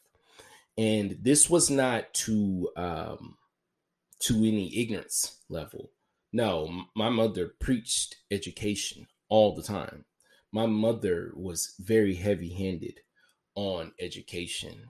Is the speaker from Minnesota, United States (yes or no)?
no; Memphis, Tennessee, United States; I was born on June 14th, 1992, at 6:36 at night in the city of Memphis, Tennessee